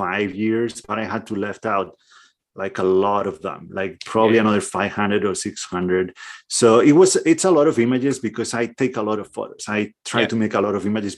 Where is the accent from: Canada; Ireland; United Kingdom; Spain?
Spain; northwest Spain; moved away as an adult; also born or lived in Portland, Oregon; I'm from northwest Spain. And that was my little corner of the world for the first 28, 29 years of my life.